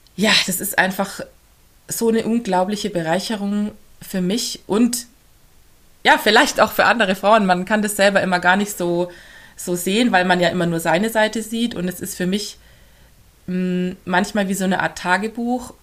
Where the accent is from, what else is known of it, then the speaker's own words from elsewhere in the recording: Augsburg, Bavaria, Germany; accent: Swabian; now in near Regensburg, Germany; Gebürtig komme ich eigentlich aus Augsburg